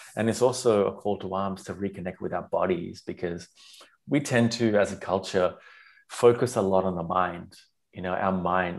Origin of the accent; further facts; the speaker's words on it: Sri Lanka; I was raised in Sri Lanka